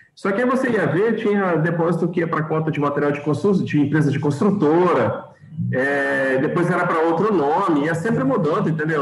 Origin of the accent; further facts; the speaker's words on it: Espírito Santo, Brazil; sou capixaba, é, moro no interior do estado